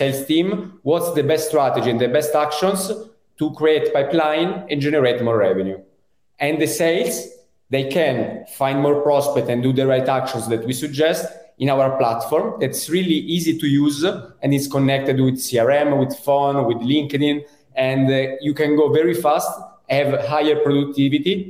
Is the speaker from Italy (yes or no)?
yes; Italy; accent: Italian; English is a second language; also born or lived in Europe; now in Spain; as you can understand from my accent, I'm Italian, and I think I lived many years abroad around Europe. Now I'm in Spain